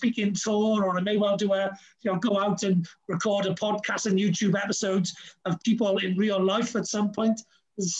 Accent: Wales, United Kingdom; although I'm very Welsh

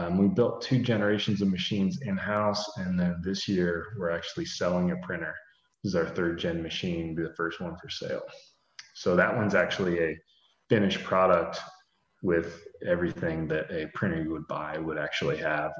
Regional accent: Columbus, Ohio, United States; I'm from Columbus, Ohio

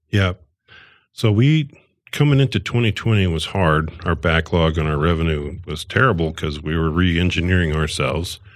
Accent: Northwest Iowa, United States; moved away as an adult; I'm from Northwest Iowa, and I went to electronic school, and I got out of Iowa

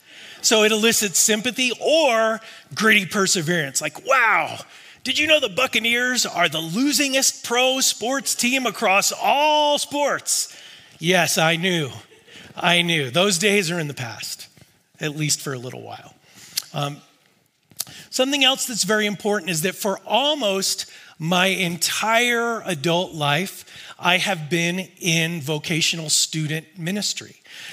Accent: Tampa, Florida, United States; now in California, United States; as Phil has mentioned, I am from the Tampa area, and I've lived in California for almost 30 years, which is really hard to believe because I'm only 35.

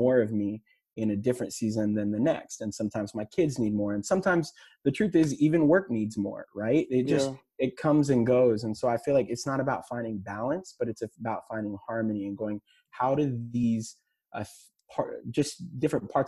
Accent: Texas, United States; I'm from Texas

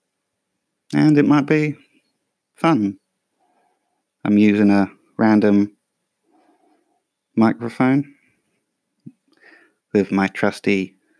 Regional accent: England, United Kingdom; I'm English

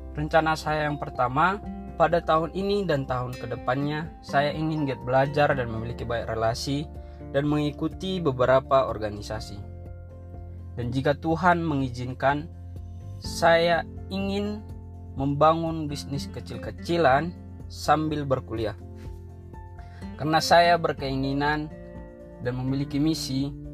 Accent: Tarutung, North Sumatra, Indonesia; Saya berasal dari Tarutung

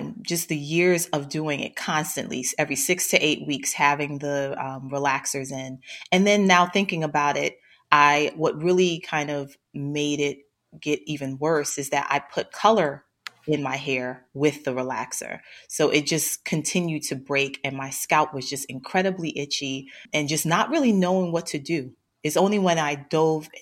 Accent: New York City, New York, United States; I grew up in Brooklyn, New York. So I'm a born and bred Brooklynite

